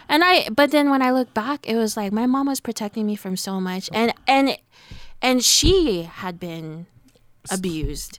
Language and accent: English; Moquedas, California, United States; now in Hayward, United States; I grew up in the country. I grew up here in Moquedas